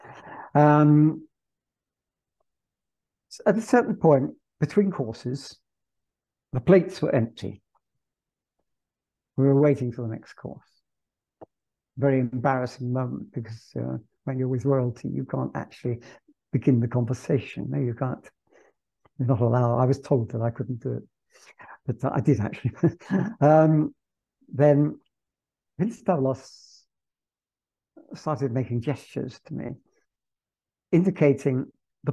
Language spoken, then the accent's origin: English; England, United Kingdom; moved away as an adult; also born or lived in Naples; I'm English, and because I teach English